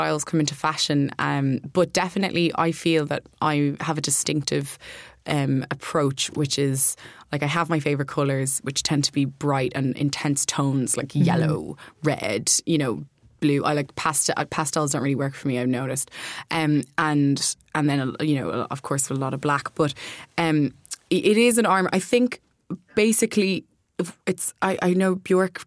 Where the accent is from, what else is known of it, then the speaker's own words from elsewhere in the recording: Kildare, Leinster, Ireland; We're all from Kildare, like myself and Violet are from Kildare